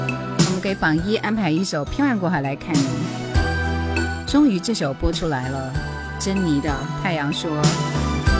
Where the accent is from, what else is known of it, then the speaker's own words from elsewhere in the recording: Taihu, Hubei, China; 我就是太湖人